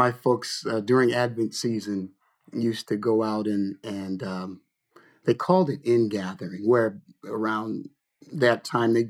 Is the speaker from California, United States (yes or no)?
yes; Lodi, California, United States; born or raised there; also born or lived in Detroit, Michigan